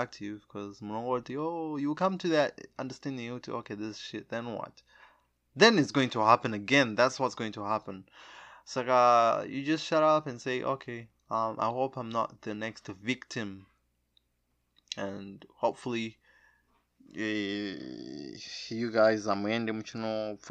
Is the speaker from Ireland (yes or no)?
no; Zimbabwe; I'm a Zimbabwe. I'm from Zimbabwe